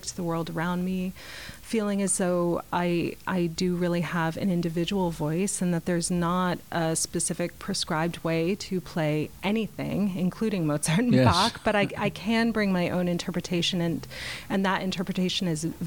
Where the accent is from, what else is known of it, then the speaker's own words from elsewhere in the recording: Boston, Massachusetts, United States; now in Portland, United States; I grew up in the Boston area